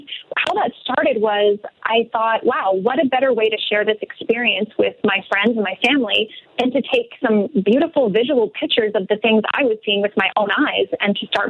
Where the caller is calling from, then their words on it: Mexico; And right now I'm calling in from Mexico.